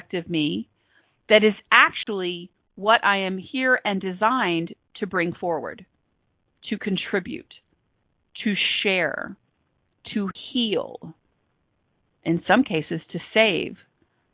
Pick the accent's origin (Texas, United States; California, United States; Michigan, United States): Texas, United States; So I am a Texan by birth. I consider myself a global citizen. I currently reside in Texas, and I've been here a long